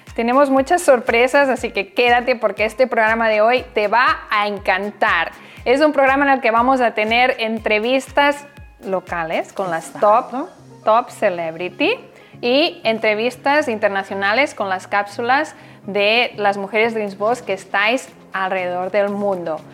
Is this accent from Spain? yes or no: yes; Barcelona, Catalonia, Spain; moved away as an adult; now in Miami, United States; Yo nací en Barcelona, y llegué aquí